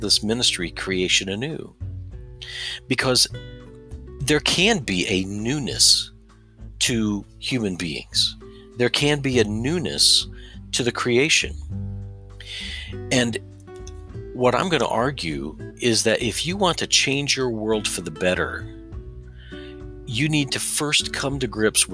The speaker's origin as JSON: {"language": "English", "region": "Southern Indiana", "country": "United States", "said": "I come from Southern Indiana"}